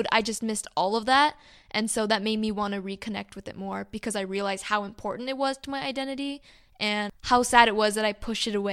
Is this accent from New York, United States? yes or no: no; Irvine, California, United States; moved away as an adult; growing up in Irvine